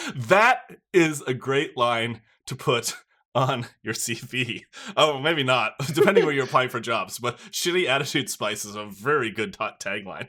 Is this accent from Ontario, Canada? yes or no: no; Newfoundland and Labrador, Canada; moved away as an adult; now in Toronto, Canada; I am also from Newfoundland originally, although I've been up here in Toronto for about